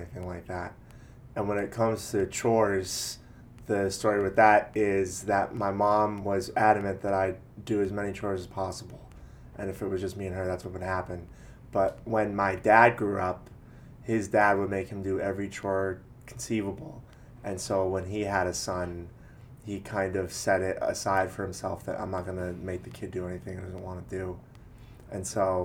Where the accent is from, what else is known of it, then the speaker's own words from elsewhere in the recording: Wilkes-Barre, Pennsylvania, United States; now in Austin, United States; Northeastern corner of Pennsylvania, Wilkes-Barre